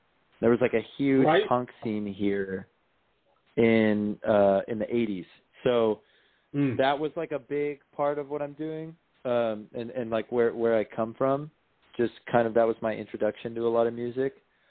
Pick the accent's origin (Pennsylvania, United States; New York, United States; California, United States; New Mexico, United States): California, United States; Hermosa Beach; Yeah, I grew up in Hermosa Beach.